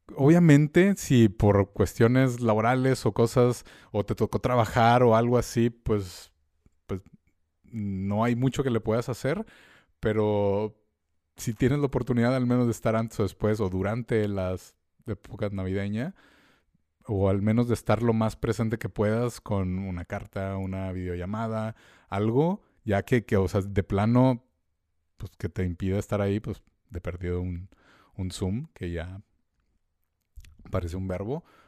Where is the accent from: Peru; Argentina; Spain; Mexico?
Mexico; nosotros como mexicanos